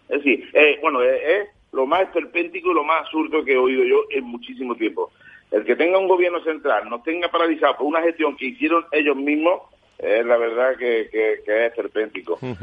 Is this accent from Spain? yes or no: yes; Andalusia, Spain; a mí me duele personalmente como andaluz